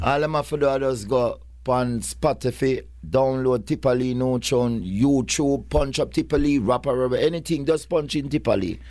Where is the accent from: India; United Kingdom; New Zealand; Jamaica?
Jamaica; Kingston; I come, like, like four ro-, roads from where Purple Man come from. Kingston eleven, Oakland Road